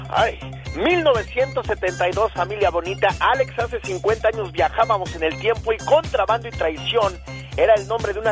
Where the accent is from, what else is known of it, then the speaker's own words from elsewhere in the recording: Michoacán, Mexico; now in North Carolina, United States; Bueno, un día salí de Michoacán, pero Michoacán nunca salió de mí.